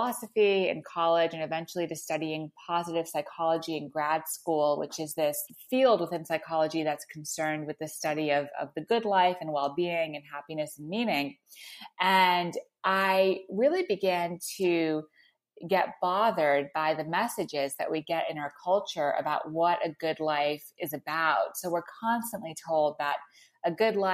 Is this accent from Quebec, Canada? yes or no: yes; Montreal, Quebec, Canada; I grew up in Montreal